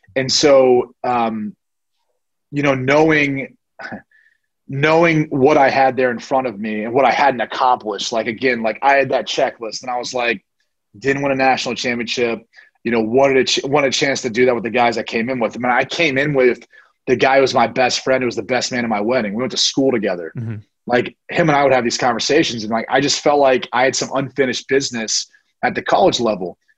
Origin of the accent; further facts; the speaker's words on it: Columbus, Ohio, United States; I'm from Columbus, Ohio